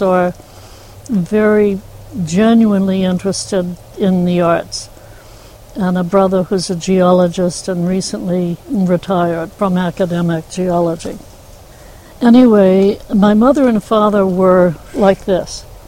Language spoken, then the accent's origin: English; Newburyport, Massachusetts, United States; I was raised in the north of here, Newburyport, Massachusetts. I was born in Newburyport.